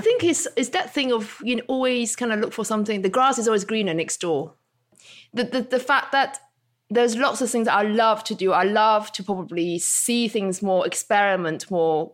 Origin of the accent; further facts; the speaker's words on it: Hong Kong; moved away; also born or lived in Isle of Wight; growing up in Hong Kong